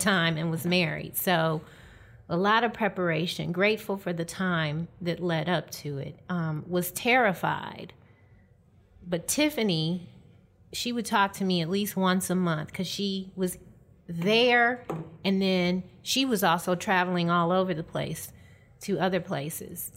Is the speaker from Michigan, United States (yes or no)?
yes; Detroit, Michigan, United States; moved away as an adult; also born or lived in Atlanta, Georgia; I'm from Detroit, Michigan, originally